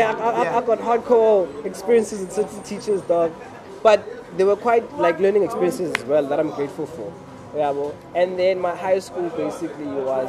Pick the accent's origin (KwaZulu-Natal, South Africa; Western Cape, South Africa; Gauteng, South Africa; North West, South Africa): Western Cape, South Africa; Cape Town; Then I grew up here in Cape Town.